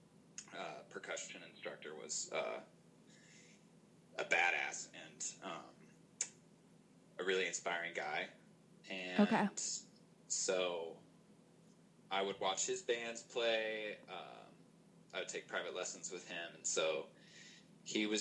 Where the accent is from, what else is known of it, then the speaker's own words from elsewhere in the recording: Oklahoma, United States; I'm from Oklahoma.